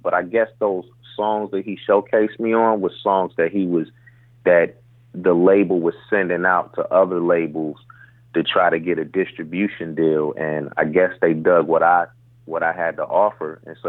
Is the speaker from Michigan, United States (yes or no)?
yes; Detroit, Michigan, United States; I grew up in Detroit, Michigan